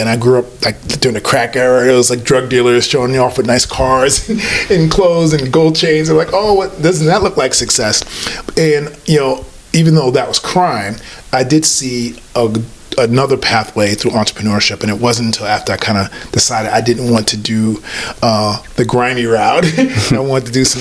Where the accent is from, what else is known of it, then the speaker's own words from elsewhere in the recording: New York City, New York, United States; moved away as an adult; also born or lived in Maryland; now in Santa Barbara, United States; I'm born and raised in New York City. Harlem, to be very specific, is the top part of Central Park in Manhattan. Did that for 18 years of my life.